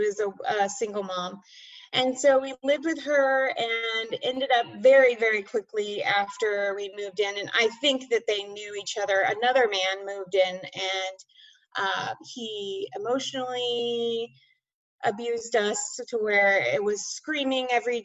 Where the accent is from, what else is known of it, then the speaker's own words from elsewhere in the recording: Bay Area, California, United States; moved away as an adult; I grew up in the Bay Area, California, and until 3 years ago.